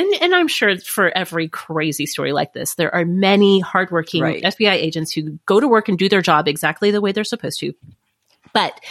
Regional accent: United States; I'm such an American

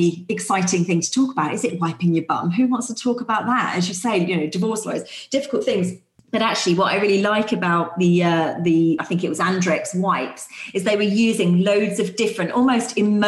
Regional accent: United Kingdom; we are so British

